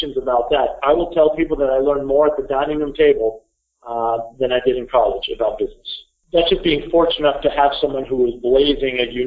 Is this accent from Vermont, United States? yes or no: yes; Burlington, Vermont, United States; grew up here in Burlington, Vermont.